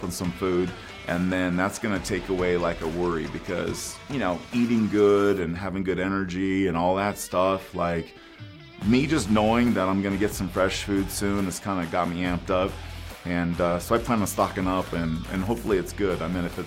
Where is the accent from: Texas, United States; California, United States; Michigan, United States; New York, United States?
California, United States; Oakdale; now in Colorado, United States; I live in Colorado, but I'm from California, a little tiny town in Central California that almost nobody's heard of. It's called Oakdale.